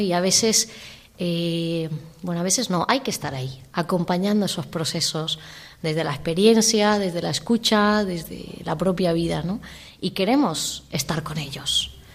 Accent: Alzira, Valencian Community, Spain; moved away as an adult; also born or lived in Chile / Bolivia; soy de Alcira y estudié aquí en, en Valencia

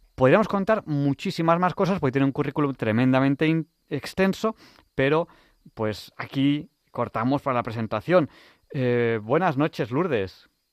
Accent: Manresa, Catalonia, Spain; first language Spanish; yo viví muy cerca de Sayén yo viví en Manresa. Mm, yo soy catalán.

